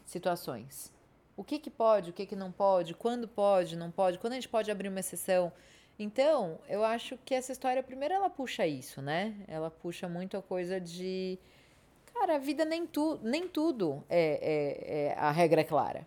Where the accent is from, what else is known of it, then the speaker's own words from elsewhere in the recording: São Paulo, Brazil; Sou eu que cresci no Morumbi